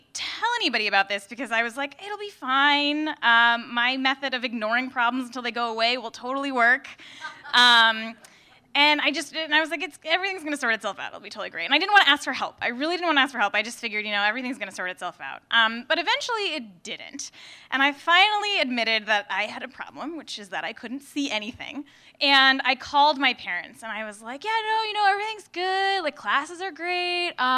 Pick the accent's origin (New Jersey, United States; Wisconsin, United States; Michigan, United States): New Jersey, United States; moved away as an adult; also born or lived in San Diego; now in Brooklyn, United States; I grew up in New Jersey